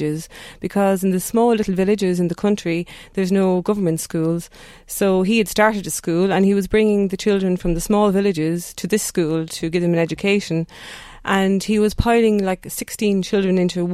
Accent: Duleek, County Meath, Ireland; moved away as an adult; also born or lived in Drogheda / Athlone; now in Netherlands; I grew up in Duleek, Station Road

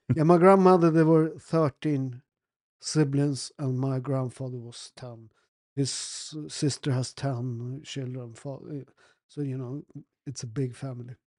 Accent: Naples, Campania, Italy; also born or lived in Sweden; I'm from Naples

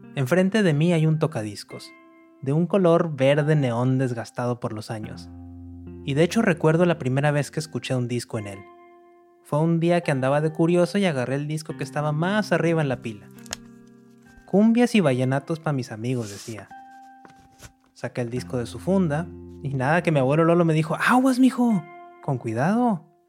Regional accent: Monterrey, Nuevo León, Mexico; moved away as an adult; now in New York, United States; Nací en Monterrey, al noreste de México, y hace varios años que me fui a vivir a Nueva York

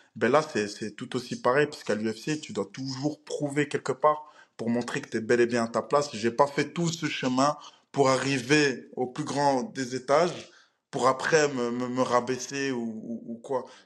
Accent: Belgium; Je viens de la Belgique.

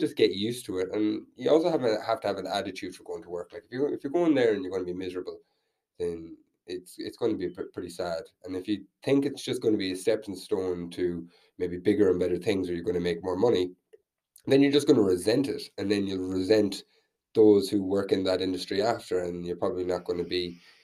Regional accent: Tubbercurry, Connacht, Ireland; also born or lived in Vietnam; now in Dublin, Ireland; I'm from Tubbercurry

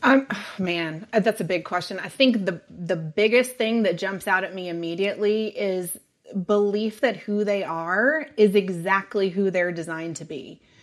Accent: Sonoma County, California, United States; also born or lived in San Diego, California; now in Texas, United States; originally, I am from Sonoma County

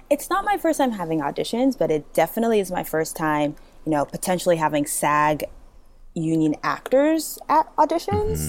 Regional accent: Massachusetts, United States; also born or lived in Nigeria; I grew up in Massachusetts, but I was actually born in Nigeria.

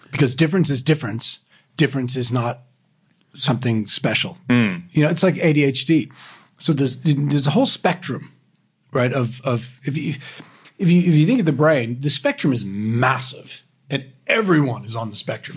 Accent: Sydney, Nova Scotia, Canada; now in Australia; I grew up in Canada, in Sydney, in Canada

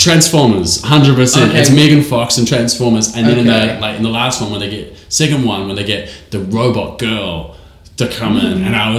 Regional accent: New Zealand; accent: New Zealand; my New Zealand accent's very funny.

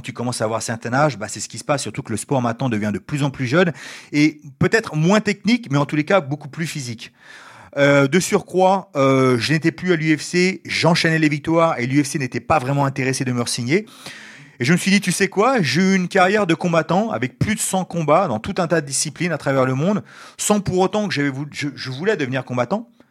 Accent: Ivry-sur-Seine, Île-de-France, France; moved away as an adult; also born or lived in United States / Japan / China; je suis né en France, à Ivry. j'ai vécu en France jusqu'à environ 20 ans

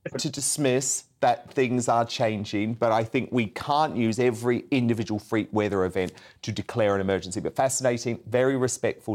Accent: New Zealand; now in United Kingdom; I grew up in New Zealand

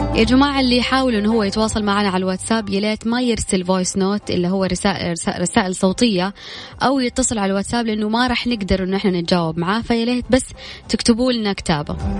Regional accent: Saudi Arabia; عندنا في السعوديه

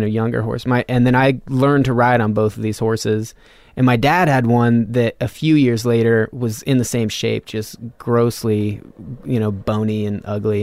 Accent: Reno, Nevada, United States; Reno, well, like fifteen miles north of Reno, Nevada.

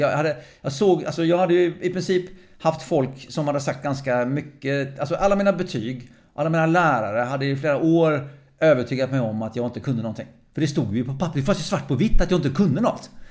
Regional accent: Lysekil, Västra Götaland, Sweden; moved away; also born or lived in Faroe Islands / Norway / Lidingö / Gothenburg; Så jag kom till Sverige som sex sexåring, ungefär sex och halvt åring. Kom jag till Lysekil, västkusten. Mm. Så växte upp som bohuslänning.

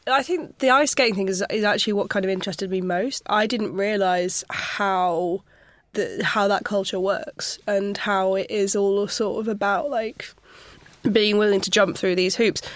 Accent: Sheffield, Yorkshire and the Humber, United Kingdom; I grew up just outside of Sheffield

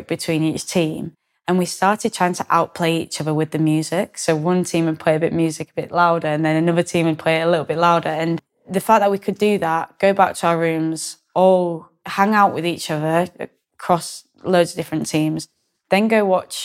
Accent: Yorkshire and the Humber, United Kingdom; now in near London, United Kingdom; I'm very much proud of being able to say I'm from Yorkshire

